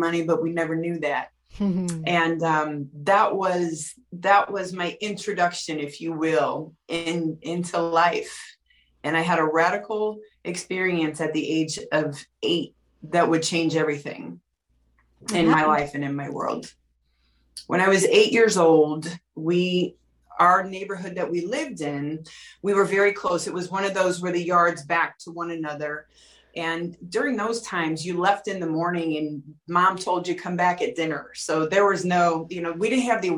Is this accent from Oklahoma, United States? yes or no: no; St. Louis, Missouri, United States; I grew up in St. Louis, Missouri, in a loving family